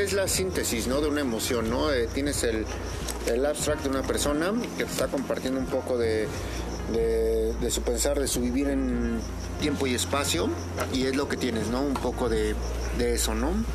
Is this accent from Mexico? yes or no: yes; Mexico; nosotros como mexicanos